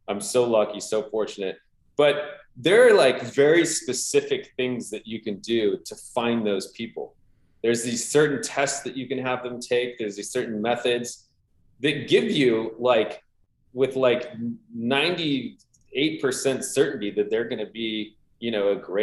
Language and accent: English; Southern California, United States; born or raised there